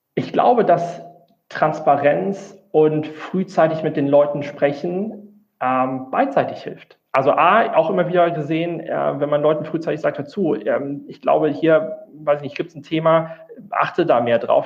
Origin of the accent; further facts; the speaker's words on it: Rhineland, Germany; moved away as an adult; now in Frankfurt, Germany; ich äh, komme eigentlich aus dem Rheinland